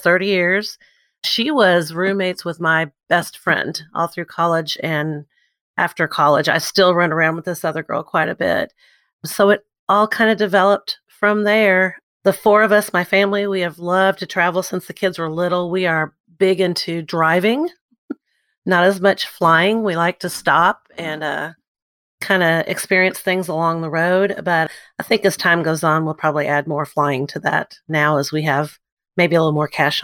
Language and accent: English; New Albany, Indiana, United States; moved away as an adult; now in Evansville, United States; I live in Evansville, Indiana. I'm actually from New Albany, Indiana. So I got here by way of University of Evansville